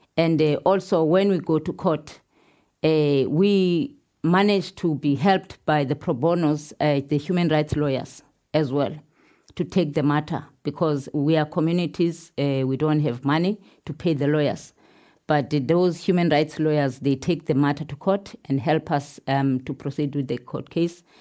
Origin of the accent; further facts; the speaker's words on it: Pondoland, Eastern Cape, South Africa; I'm coming from Pondoland. Pondoland uh, in South Africa is in south of Durban